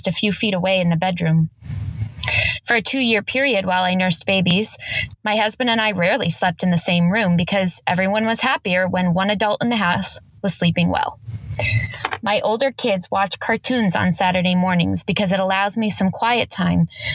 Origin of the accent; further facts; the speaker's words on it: Los Angeles, California, United States; I'm from Los Angeles, California, actually just a little bit outside